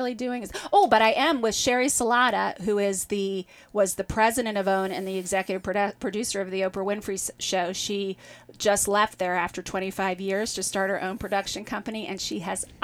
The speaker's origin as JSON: {"language": "English", "region": "Midwest", "country": "United States", "said": "I come from the Midwest, like a long Midwestern"}